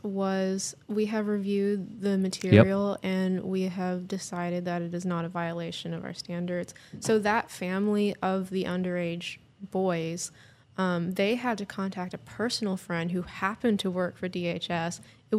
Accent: Hollywood, California, United States; I grew up working in Hollywood as an actress, trained as an actor out there

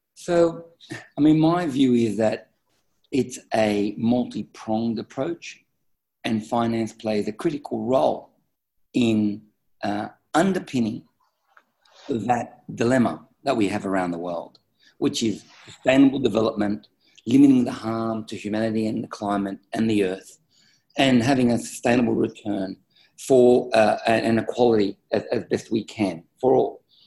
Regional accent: Australia; I'm an Australian uh, business executive

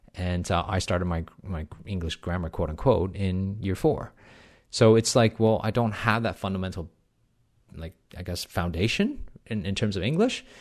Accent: Canada; accent: Canadian accent mixed in with some Australian twang; also born or lived in Hong Kong; I was born in Canada, but I actually left um, Canada to live in Hong Kong for about four years between the ages of five and nine

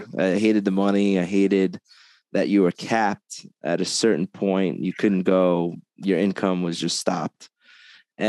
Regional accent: Long Island, New York, United States; moved away as an adult; now in Las Vegas, United States; I'm from Long Island, New York. I moved to Vegas about 11 years ago now

